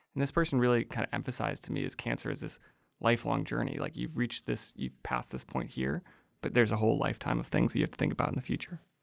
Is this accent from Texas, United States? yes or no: no; outside of Chicago, Illinois, United States; I grew up outside of Chicago